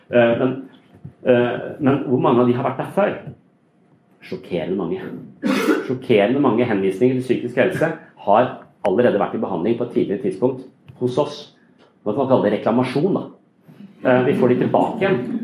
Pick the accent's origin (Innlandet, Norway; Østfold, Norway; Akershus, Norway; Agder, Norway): Agder, Norway; Kristiansand; i Kristiansand der jeg kommer fra